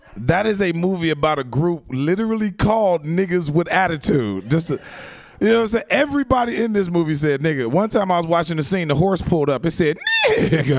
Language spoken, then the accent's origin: English; Chicago, Illinois, United States; moved away; I'm from Chicago originally